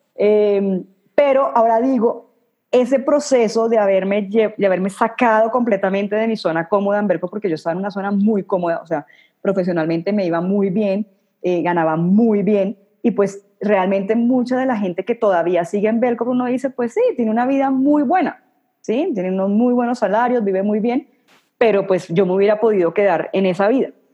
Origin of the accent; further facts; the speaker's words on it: Cartagena, Bolívar, Colombia; now in Bogotá, Colombia; yo nací en Cartagena, en Colombia